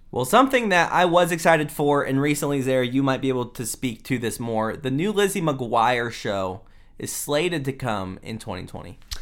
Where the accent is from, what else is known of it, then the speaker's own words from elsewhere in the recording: Houston, Texas, United States; now in Dallas, United States; So we live in Texas. We are in Dallas, but I was born in Houston